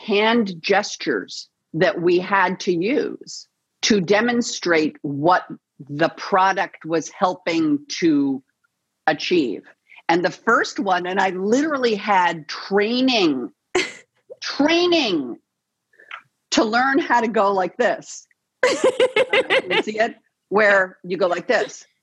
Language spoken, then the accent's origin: English; Los Angeles, California, United States; It's my hometown, born and raised here in the City of Angels